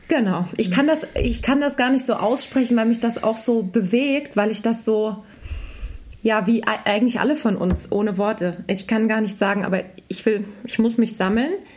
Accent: Germany; als Deutsche

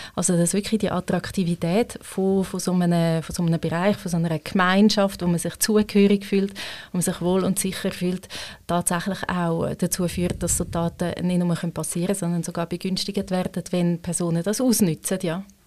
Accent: Switzerland; Ich als Schweizerin

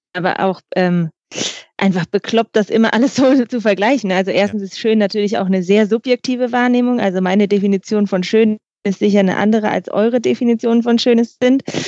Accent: Bremen, Germany; ich komme aus Bremen

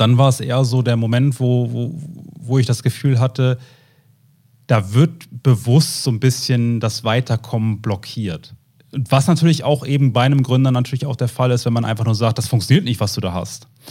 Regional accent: the North, Northern Germany, Germany; Wir kommen ja beide äh, aus dem Norden, haben hier Frau und Kind

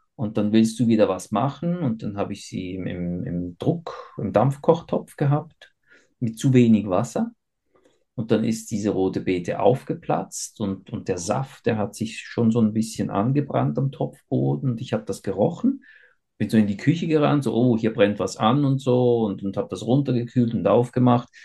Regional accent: Switzerland; ich bin ja äh, in der Schweiz geboren und aufgewachsen

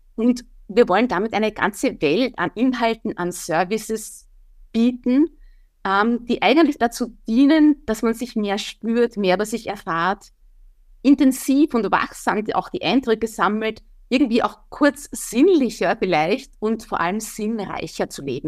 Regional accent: Wieselburg, Lower Austria, Austria; Ich bin ja Niederösterreicherin, Wieselburgerin.

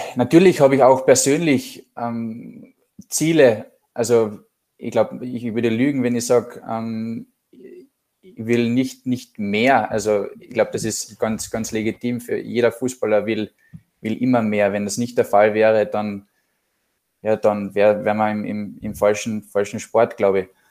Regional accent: Klagenfurt, Carinthia, Austria; Wir sind beide ursprünglich aus Klagenfurt

